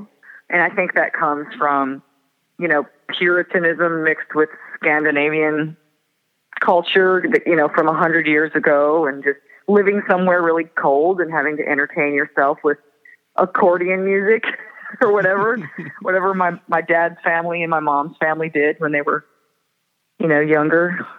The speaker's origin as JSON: {"language": "English", "town": "Moorhead", "region": "Minnesota", "country": "United States", "tie": "born or raised there", "also_born_or_lived": "Fargo", "said": "And I was born in Fargo, and some of my family lives in Fargo, and I grew up in Moorhead, which is right across the next town over."}